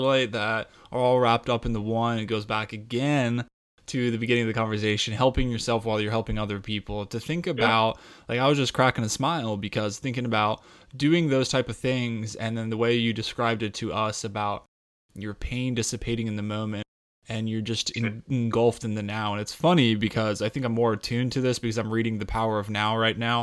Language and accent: English; Colorado, United States; when I grew up in Colorado at, you know, 8,500, 9,000 feet, plenty of hikes all the time as a kid